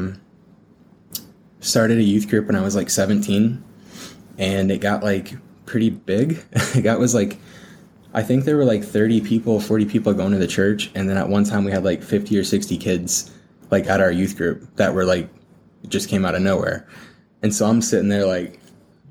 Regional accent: Columbus, Ohio, United States; Columbus. Columbus, Ohio

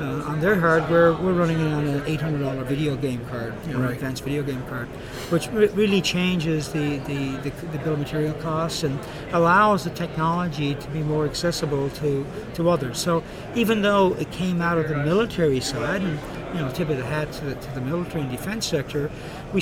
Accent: Fermeuse, Newfoundland and Labrador, Canada; moved away as an adult; now in Halifax, Canada; I'm from Newfoundland. I'm originally from the Southern Shore, a small fishing village called Fermuse

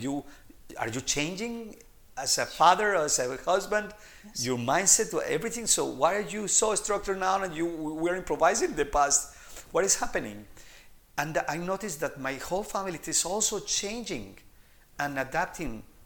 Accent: Colombia; moved away as an adult; now in Denmark; I'm originally from Colombia

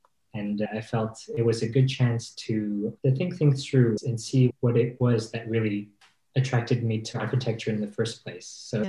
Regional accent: Provence-Alpes-Côte d'Azur, France; English is a second language; also born or lived in Nice / Paris; now in Switzerland; So I'm Filipino. Both my parents are from the Philippines. And about 30 years ago, they moved to France. And I was born in the south of France. I grew up here ever since, really, from Nice to Paris

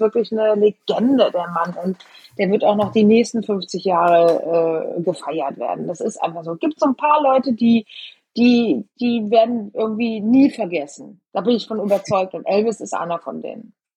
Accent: Eschweiler, North Rhine-Westphalia, Germany; moved away as an adult; now in Bremen, Germany; Eschweiler, Eschwaller ist und bleibt halt mein Geburtsort und meine alte geliebte Heimat

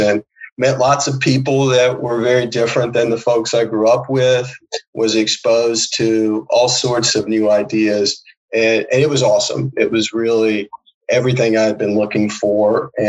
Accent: Winterville, North Carolina, United States; moved away as an adult; now in New York, United States; I'm from North Carolina, grew up, born and raised there in a town called Winterville, which is a strange name for that place, because on a day like today or this time of the year, it's one of the hottest places in the world.

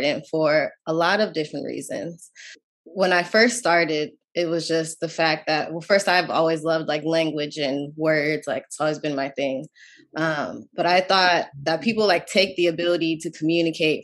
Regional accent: Menifee, California, United States; moved away as an adult; now in Washington, D.C., United States; I grew up in Menifee, California

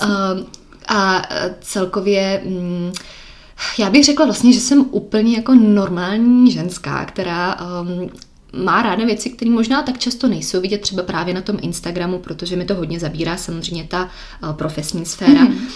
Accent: Czechia; moved away as an adult; now in Miami, United States; tady u nás v Čechách

